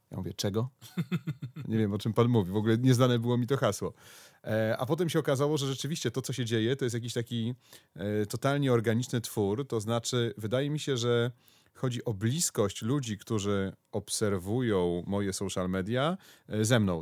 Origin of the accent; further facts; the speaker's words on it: Konstancin-Jeziorna, Masovian Voivodeship, Poland; jestem z Konstancina